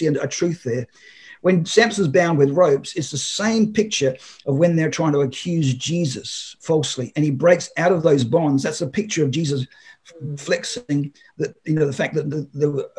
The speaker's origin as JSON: {"language": "English", "country": "Australia", "said": "I'm Australian"}